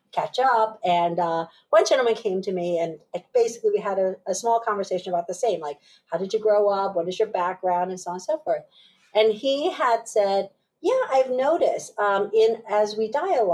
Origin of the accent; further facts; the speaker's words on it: upstate New York, United States; also born or lived in Taipei, Taiwan / Pennsylvania; ended up settling in upstate New York probably within that year. Grew up and went all the way through high school there